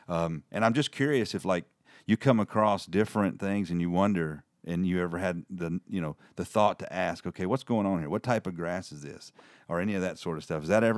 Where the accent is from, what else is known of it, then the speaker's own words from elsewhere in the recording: Tennessee, United States; moved away; In this part of the world, we're in North Alabama, and I'm come down from Middle Tennessee.